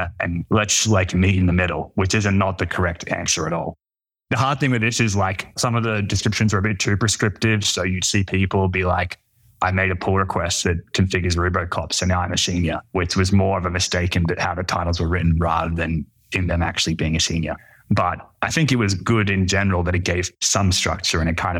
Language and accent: English; Brisbane, Queensland, Australia; moved away; I'm from Brisbane in Australia, which is like the third biggest city, which makes it a small town